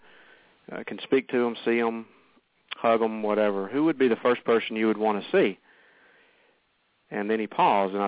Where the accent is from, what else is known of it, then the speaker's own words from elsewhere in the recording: the South, United States; I grew up here in the South in the Bible Belt